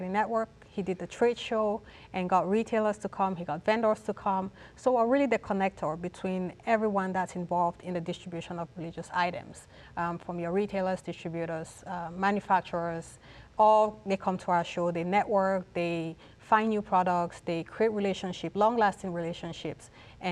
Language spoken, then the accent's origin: English; Cameroon; now in United States; I'm originally from Cameroon, West Africa